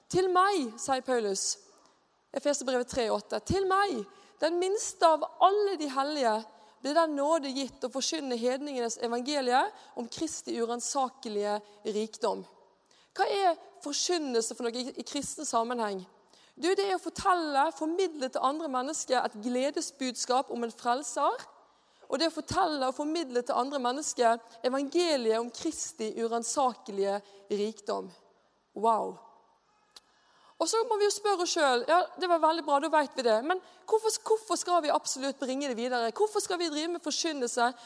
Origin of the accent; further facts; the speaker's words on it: Bergen, Vestland, Norway; now in Mosjøen, Norway; Jeg er bergenser